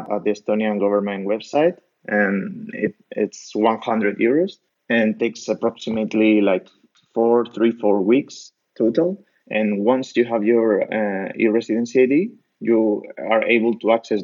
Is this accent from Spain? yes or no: yes; Spain; moved away; I'm a micropreneur from Spain